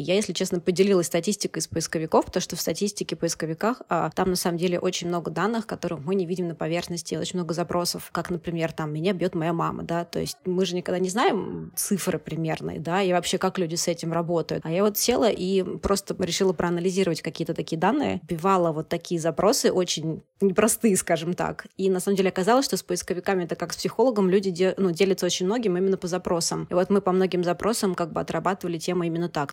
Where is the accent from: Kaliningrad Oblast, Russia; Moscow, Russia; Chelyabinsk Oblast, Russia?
Moscow, Russia; moved away as an adult; also born or lived in Canada; я еще из Москвы, конечно, приехала